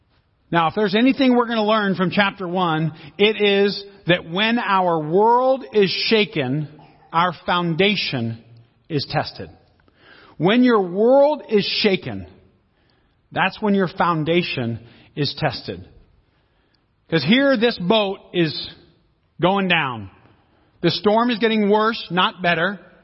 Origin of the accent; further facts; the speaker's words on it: Seattle, Washington, United States; Where do you come from? I come from Seattle. What do you do? I'm an author and a speaker, right? What is your people? Well, I'm Italian, I'm Swedish, I'm Portuguese, I'm English, I'm Irish.